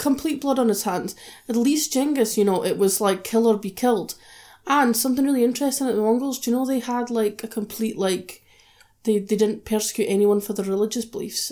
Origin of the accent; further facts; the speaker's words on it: United Kingdom; we're British